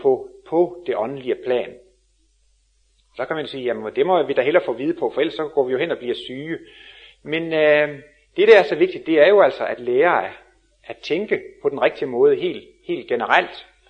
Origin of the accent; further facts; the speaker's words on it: Denmark; som vi er danskere